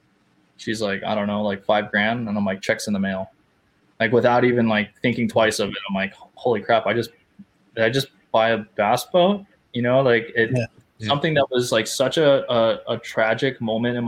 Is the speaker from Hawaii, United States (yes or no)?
yes; Hawaii, United States; moved away; also born or lived in Los Angeles, California; the culture is different in California versus where I grew up in Hawaii.